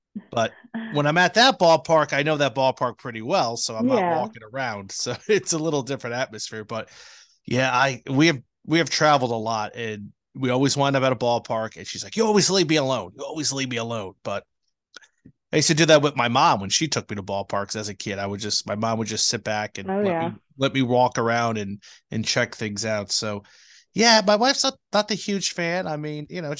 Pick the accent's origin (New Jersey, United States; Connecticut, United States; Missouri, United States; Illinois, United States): New Jersey, United States; I grew up in New Jersey